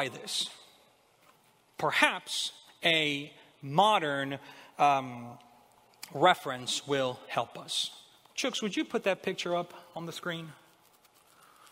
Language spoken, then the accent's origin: English; Honduras; moved away as an adult; now in United States; I'm from Honduras. Most of you know I wasn't born here in America. I immigrated here almost 20 years ago. I was 18 at the time